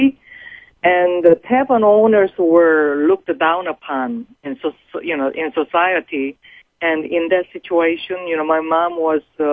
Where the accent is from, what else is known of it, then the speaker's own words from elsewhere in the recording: South Korea; moved away as an adult; now in United States; I happen to be born in a poor Korean family at the bottom of the Korean society.